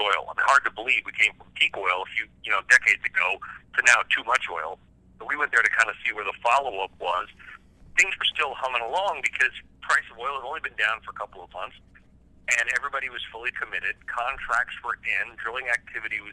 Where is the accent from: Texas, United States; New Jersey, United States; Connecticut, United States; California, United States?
California, United States; Southern; I grew up in Southern California.